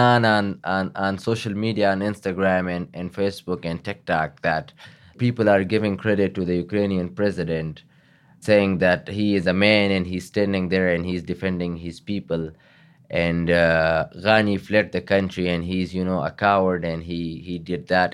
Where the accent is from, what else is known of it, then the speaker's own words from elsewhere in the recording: Afghanistan; moved away as an adult; now in United States; So we had two police battalions in my hometown, and it had about 1,200 men in it because we are bordering Pakistan